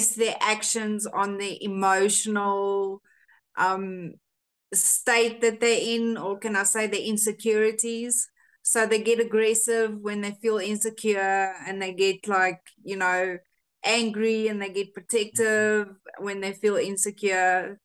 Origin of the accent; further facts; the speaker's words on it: South Africa; first language Afrikaans; English is a second language; we're from South Africa